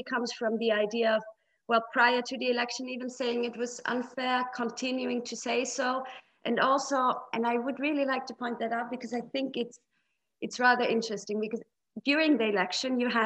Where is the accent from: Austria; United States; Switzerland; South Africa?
Austria; I'm from Austria.